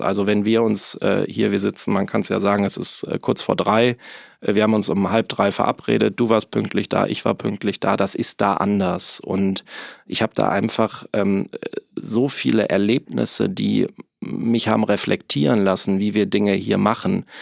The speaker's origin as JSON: {"language": "German", "town": "Neuss", "region": "North Rhine-Westphalia", "country": "Germany", "also_born_or_lived": "Hamburg", "moved": "as an adult", "said": "ich komme quasi aus dem wunderschönen Rheinland, aus Neuss bei Düsseldorf. Ähm, bin auch Rheinländer durch und durch"}